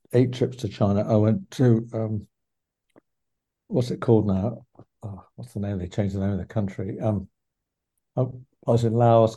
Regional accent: England, United Kingdom; when I was 14, 15, 16, 17, in my hometown in England

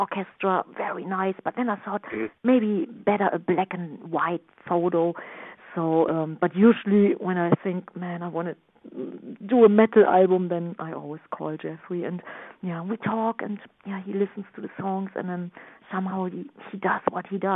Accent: Düsseldorf, North Rhine-Westphalia, Germany; English is a second language; moved away as an adult; now in New York, United States; my hometown, Düsseldorf, Germany, where everything started

